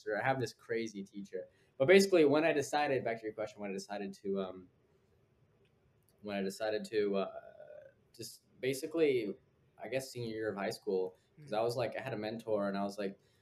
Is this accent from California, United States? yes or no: yes; Fresno, California, United States; moved away as an adult; now in New York City, United States; I grew up in Fresno